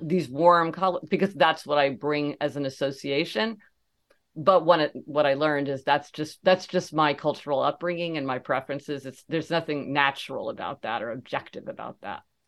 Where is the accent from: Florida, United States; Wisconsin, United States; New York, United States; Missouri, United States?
Missouri, United States; Kansas City; growing up in Kansas City, Missouri